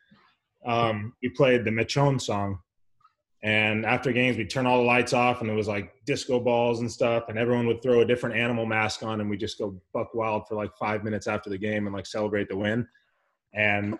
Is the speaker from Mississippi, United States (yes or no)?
no; El Cajon, California, United States; also born or lived in Pittsburgh; I'm from El Cajon, California, little small valley in San Diego